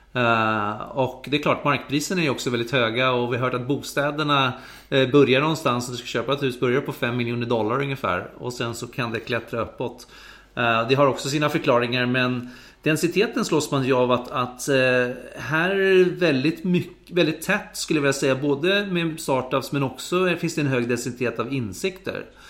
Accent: Sweden; som svensk

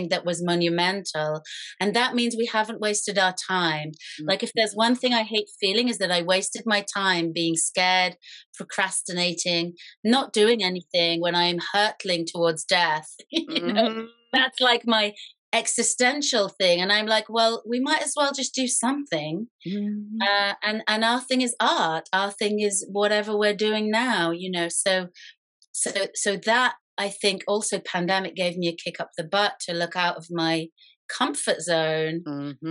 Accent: Israel; moved away; I grew up in Israel, so I know a bit of war

